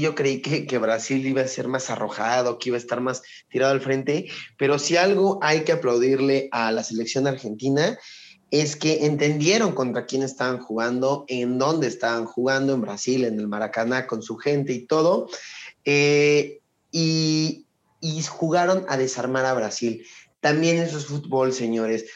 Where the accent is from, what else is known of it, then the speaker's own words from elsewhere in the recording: Mexico; soy mexicano